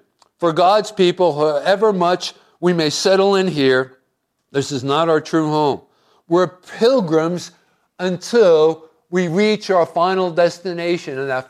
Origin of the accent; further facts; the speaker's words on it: Hoboken, New Jersey, United States; I was born in Hoboken